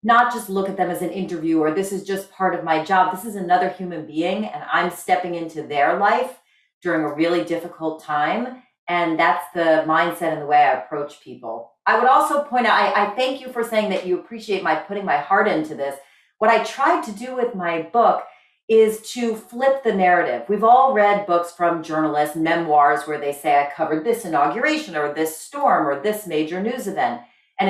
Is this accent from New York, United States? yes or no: no; New Jersey, United States; my home state of New Jersey